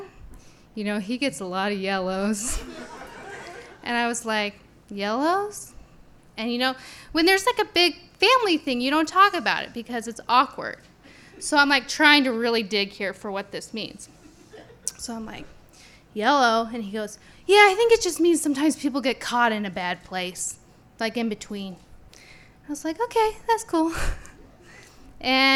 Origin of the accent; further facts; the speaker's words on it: Caldwell, Idaho, United States; I grew up in Caldwell